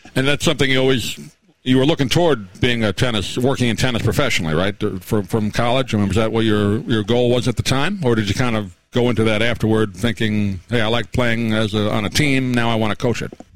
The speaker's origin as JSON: {"language": "English", "region": "New York", "country": "United States", "tie": "born or raised there", "said": "I grew up in New York"}